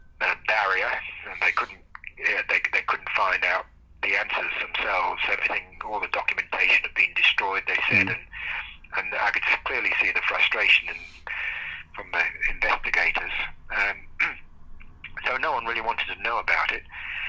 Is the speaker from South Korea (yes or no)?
no; Australia; And being an Australian, this was quite an honour.